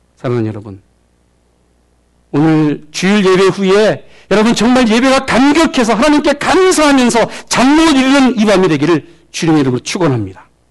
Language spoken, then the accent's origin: Korean; South Korea; now in United States